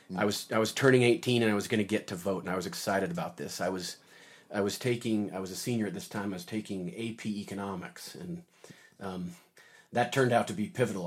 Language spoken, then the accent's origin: English; Davis County, Utah, United States; now in Logan, United States; I lived, I grew up down in Davis County, had a very traditional Mormon upbringing